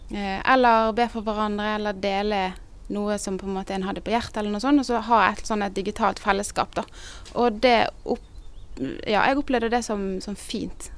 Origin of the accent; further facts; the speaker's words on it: Bergen, Vestland, Norway; moved away as an adult; also born or lived in Northern Norway / Sørlandet; now in Kristiansand, Norway; Jeg er egentlig bergenser